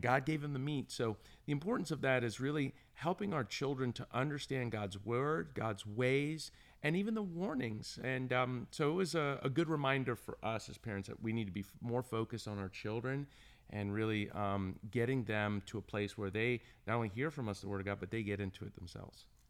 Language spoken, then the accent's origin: English; Orlando, Florida, United States; also born or lived in Hollywood, Florida; from Orlando, Florida